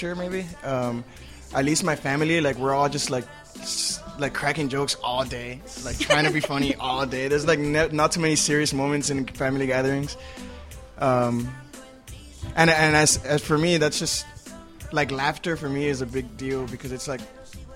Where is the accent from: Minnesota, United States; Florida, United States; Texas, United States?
Florida, United States; Miami; I'm from Miami. My family's Dominican